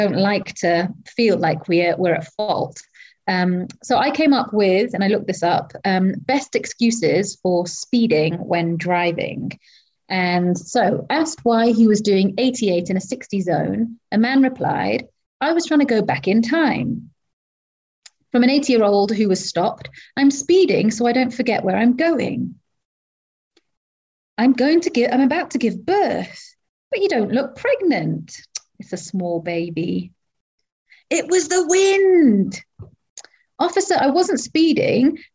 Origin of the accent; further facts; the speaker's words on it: Wales, United Kingdom; moved away as an adult; now in Kenya; I am not English, I am Welsh